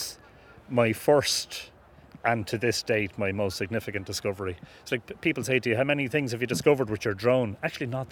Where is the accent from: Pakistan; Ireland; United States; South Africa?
Ireland; Drogheda, Leinster; Born and bred in Drogheda